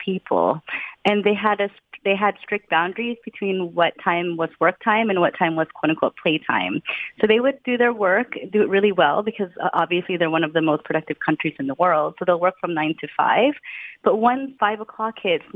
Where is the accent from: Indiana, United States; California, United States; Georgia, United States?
California, United States; San Francisco Bay Area; moved away as an adult; also born or lived in Utrecht, Netherlands; now in Netherlands; I'm from the San Francisco Bay Area.